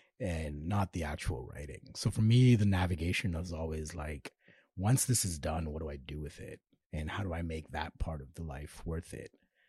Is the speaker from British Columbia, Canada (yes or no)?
no; Toronto, Ontario, Canada; Growing up in North York, Georges Henry.